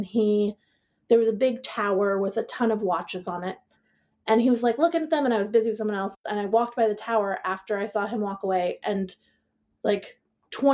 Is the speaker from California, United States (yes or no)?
no; Seattle, Washington, United States; moved away as an adult; also born or lived in Manhattan, New York / Portland; I was born in Manhattan, grew up in Seattle.